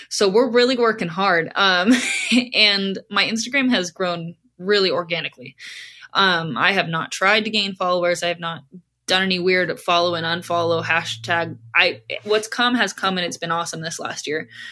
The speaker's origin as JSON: {"language": "English", "region": "Southern California", "country": "United States", "tie": "born or raised there", "moved": "as an adult", "lives_now": "Long Island, New York, United States", "said": "growing up in Southern California, I grew up in a bathing suit"}